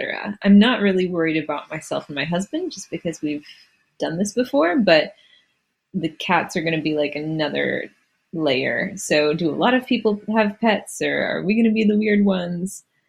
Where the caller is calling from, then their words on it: Charleston, South Carolina, United States; also born or lived in South Korea; I'm calling from Charleston, South Carolina